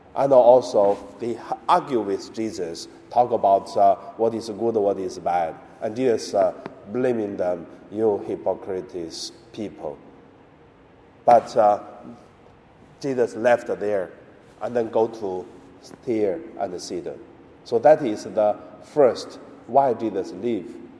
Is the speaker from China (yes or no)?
yes; China; moved away; also born or lived in Hong Kong; in my hometown in mainland China.